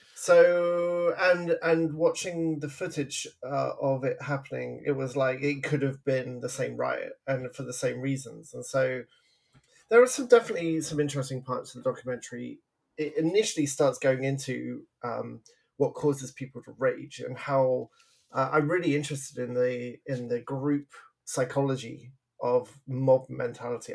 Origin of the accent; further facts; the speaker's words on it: England, United Kingdom; now in Vancouver, Canada; I'm from England. I grew up in the 80s.